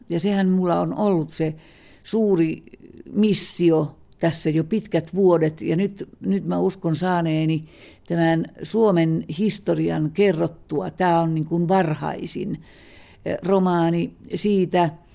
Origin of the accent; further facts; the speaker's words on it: Kainuu, Finland; me molemmat olemme kainuulaisia